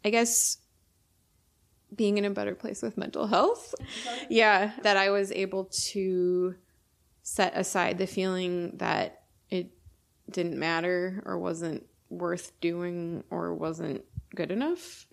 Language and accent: English; Milwaukee, Wisconsin, United States; I grew up in the Milwaukee area